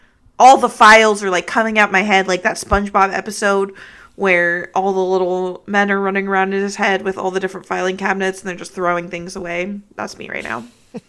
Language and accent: English; California, United States; Well, I'm from California, though.